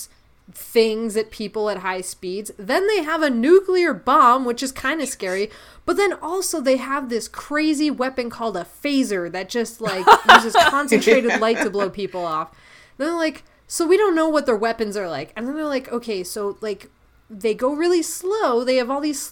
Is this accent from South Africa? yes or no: no; Canada; the Canadian here, with all of my good friend coworkers being in Mexico